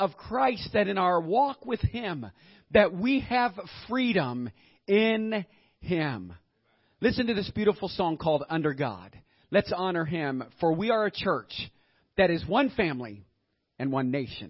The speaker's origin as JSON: {"language": "English", "country": "United States", "said": "I am thankful and glad that I am an American."}